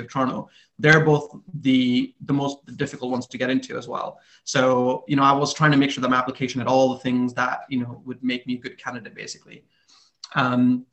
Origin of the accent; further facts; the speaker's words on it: India; moved away as an adult; also born or lived in Canada; I was born in India, like Adam said in my intro. And I grew up there, went to high school there. I even did a year of uni there. And then my parents decided to emigrate to Canada